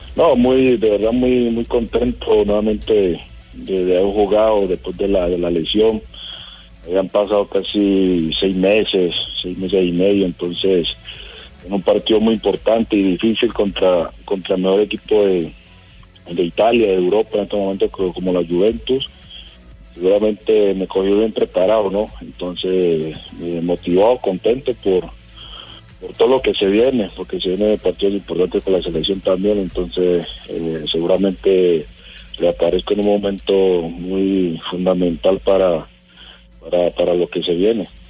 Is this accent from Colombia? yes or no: yes; Colombia; todos somos colombianos